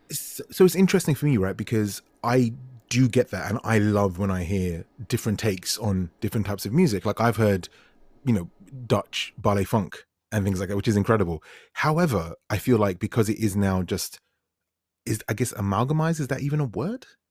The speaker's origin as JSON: {"language": "English", "region": "London", "country": "United Kingdom", "said": "I'm a dude from West London"}